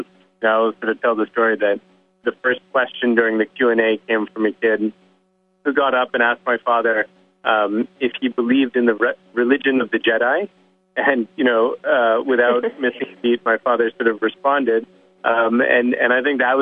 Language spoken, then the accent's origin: English; United States; I was born in the West and grew up in the United States